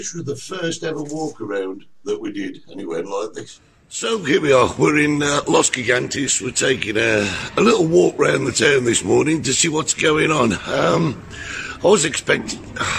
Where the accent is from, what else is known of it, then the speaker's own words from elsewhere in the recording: Birmingham, West Midlands, United Kingdom; I'm a Brummie lad. We have Weetabix with condensed milk on them.